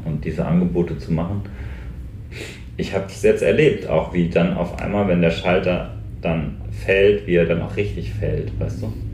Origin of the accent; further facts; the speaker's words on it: North Hesse, Germany; also born or lived in Westerwald; now in Brandenburg, Germany; ich bin halt in Nordhessen aufgewachsen